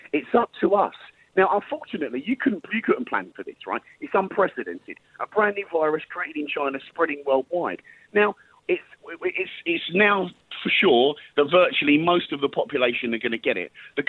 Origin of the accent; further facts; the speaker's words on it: United Kingdom; also born or lived in Epsom; I'm not just going to sit here as a British man